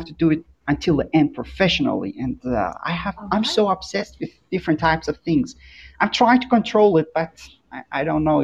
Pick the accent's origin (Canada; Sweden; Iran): Iran; English is a second language; I'm from Iran.